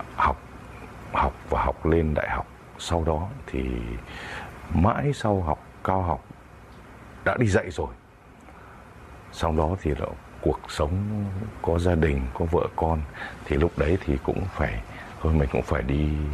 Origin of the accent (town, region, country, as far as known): outskirts of Hanoi, Vietnam; born or raised there